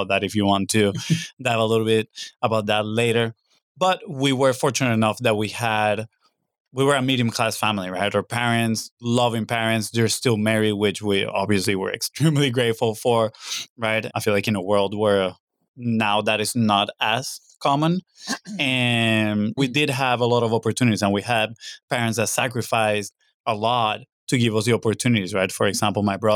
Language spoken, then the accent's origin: English; Venezuela; moved away as an adult; growing up, we're from Venezuela, South America.